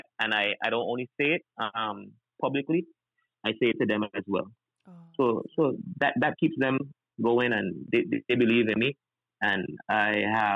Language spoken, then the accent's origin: English; British Virgin Islands; I'm from the British Virgin Islands